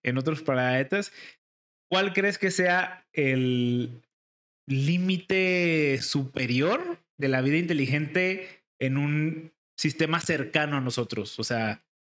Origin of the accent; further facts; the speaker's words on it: Guadalajara, Jalisco, Mexico; Nosotros somos de aquí de Guadalajara